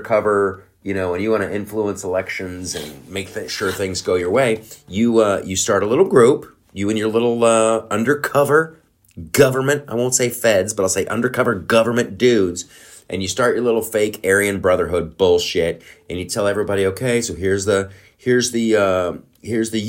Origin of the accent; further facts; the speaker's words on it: Ohio, United States; moved away as an adult; also born or lived in Los Angeles; growing up in Ohio, it was like magic.